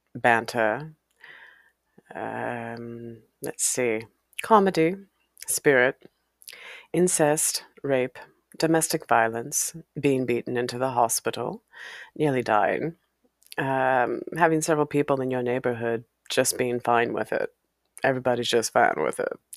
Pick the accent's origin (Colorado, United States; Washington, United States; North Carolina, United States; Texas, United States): Washington, United States; Walla Walla; moved away; my hometown of Walla Walla, Washington. It's a place I spent several years growing up, from being a child to growing into early puberty.